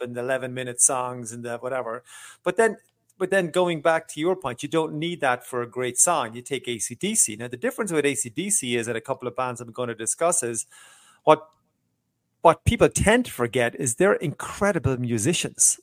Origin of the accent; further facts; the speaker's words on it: Ireland; I am Irish